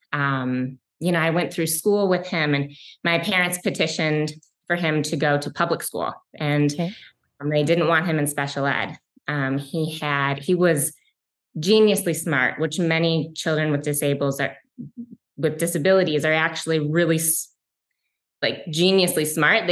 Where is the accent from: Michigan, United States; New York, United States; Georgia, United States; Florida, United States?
Michigan, United States; Detroit; I grew up in a suburb of Detroit, Michigan. I'm a Michigan girl and I still live in Detroit, Michigan